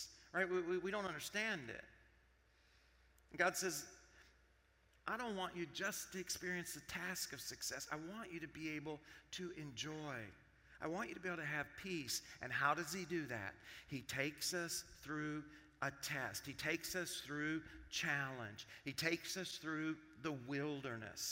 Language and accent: English; Arkansas, United States; I grew up in Arkansas.